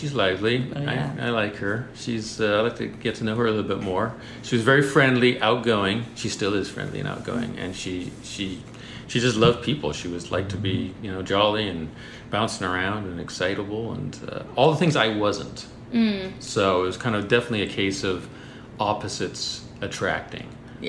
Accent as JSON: {"language": "English", "country": "United States", "tie": "born or raised there", "said": "You know, when I was born here in the States, I lived up in the countryside, out in the middle of nowhere, 50 miles away from school."}